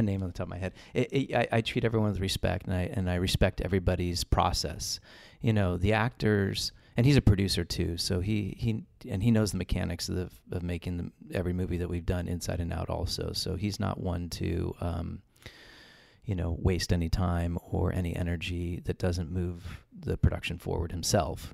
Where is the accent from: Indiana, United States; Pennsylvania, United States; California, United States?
California, United States; Los Angeles; moved away; I'm from Los Angeles. I was born and raised out there